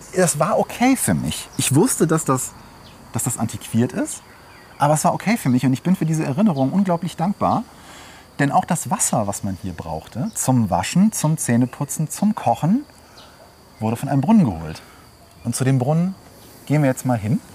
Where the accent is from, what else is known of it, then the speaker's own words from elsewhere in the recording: Germany; ich bin in Slowenien nicht aufgewachsen. Ich bin in Deutschland geboren, als mein Vater ausgewandert ist